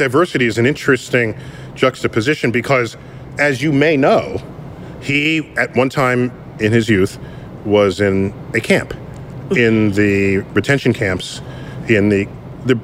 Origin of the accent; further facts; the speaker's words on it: New York City, New York, United States; I'm from the Bronx.